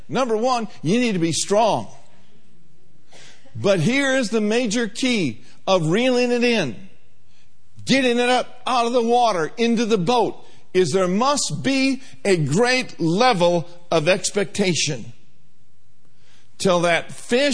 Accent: Minneapolis, Minnesota, United States; I grew up in the heart of Minneapolis, on the south side

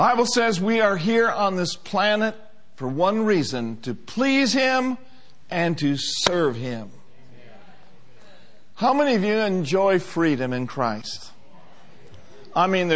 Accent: United States; being an American

